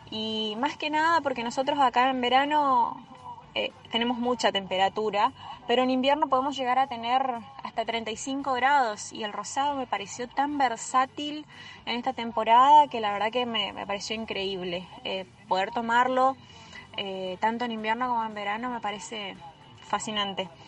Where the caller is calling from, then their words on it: Resistencia, Chaco, Argentina; de Resistencia Chaco y quería comentarte que probé los vinos que me mandaste